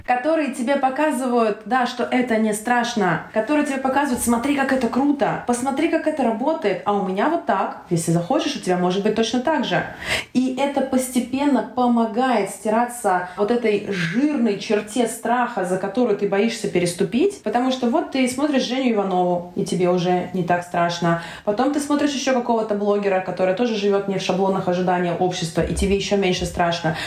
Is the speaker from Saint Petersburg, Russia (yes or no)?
no; Volgograd, Volgograd Oblast, Russia; born or raised there; moved away as an adult; also born or lived in Tashkent, Uzbekistan; now in Slovenia